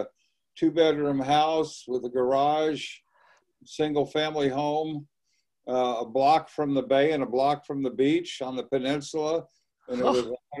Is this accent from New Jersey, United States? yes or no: no; Los Angeles, California, United States; moved away as an adult; also born or lived in Orange County, California / Florida / Tampa, Florida; I grew up in Los Angeles, California.